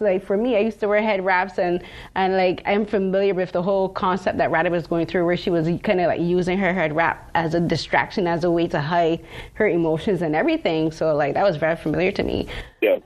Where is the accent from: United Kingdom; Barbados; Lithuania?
Barbados; now in Toronto, Canada; I'm from Barbados